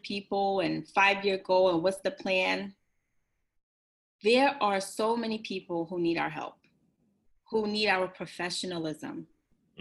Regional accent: New York City, New York, United States; I grew up in Bed-Stuy, Brooklyn, where no one wanted to live in Bed-Stuy.

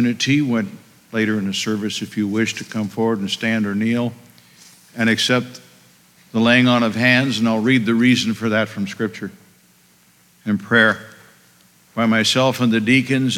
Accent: Bangor, Maine, United States; moved away as an adult; also born or lived in Germany / Virginia / New York City / West Point, New York; now in Massachusetts, United States; I attended seminary in Bangor, Maine, my hometown.

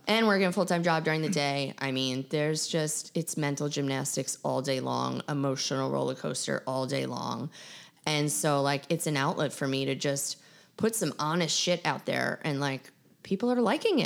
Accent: Long Island, New York, United States; Growing up on Long Island

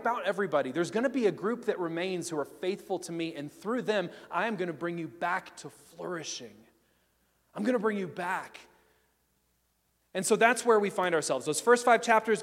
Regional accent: Tennessee, United States; I grew up in Tennessee in cultural Christianity.

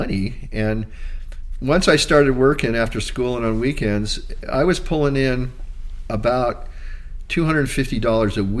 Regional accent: Hawaii, United States; growing up in Hawaii was way different from being from the mainland

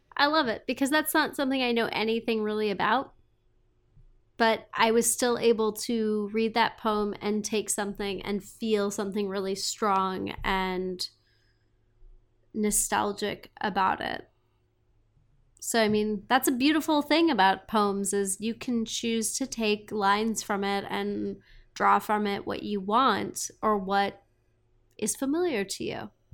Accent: Montana, United States; moved away; also born or lived in Texas / Seattle; growing up in Montana

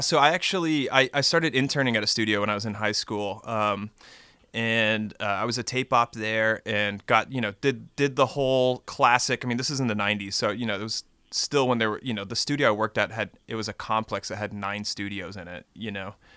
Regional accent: Texas, United States; now in Austin, United States; I grew up in Texas

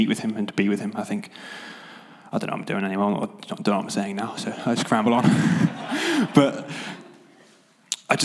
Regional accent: Devon, South West England, United Kingdom; moved away as an adult; now in Nottingham, United Kingdom; So I'm originally from Devon

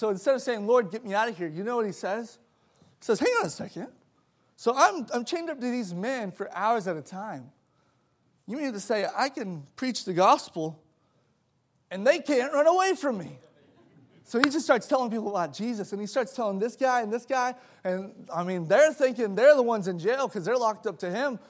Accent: South Africa; I grew up in South Africa for about 6 years of my life.

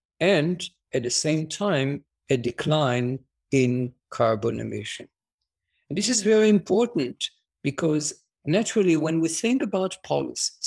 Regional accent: Jerusalem, Jerusalem District, Israel; So I was born and raised in Jerusalem

